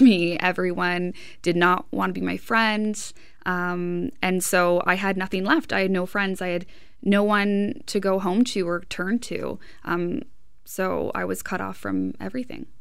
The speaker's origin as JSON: {"language": "English", "town": "Hamilton", "region": "Ontario", "country": "Canada", "said": "I'm from Hamilton myself."}